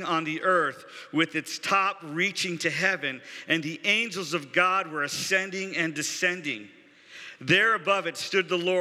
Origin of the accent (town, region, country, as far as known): United States